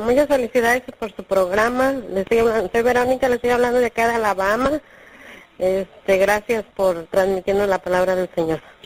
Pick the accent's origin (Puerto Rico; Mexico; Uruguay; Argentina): Mexico; now in New York, United States; soy de México, pero actualmente resido en Nueva York